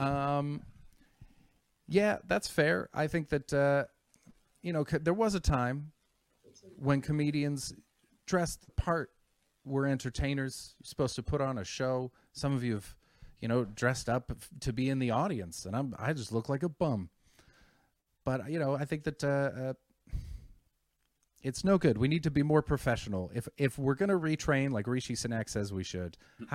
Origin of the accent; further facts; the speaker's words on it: Canada; I'm from Canada